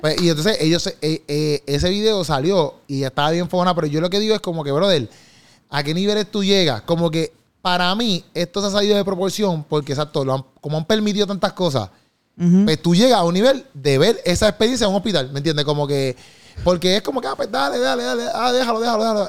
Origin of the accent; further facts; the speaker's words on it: Puerto Rico; accent: boricua; nosotros tenemos como que nuestro propio dialecto aquí de, de boricua, boricua style